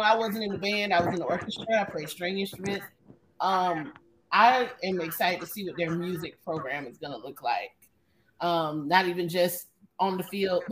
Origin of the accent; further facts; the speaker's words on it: Atlanta, Georgia, United States; Growing up in Atlanta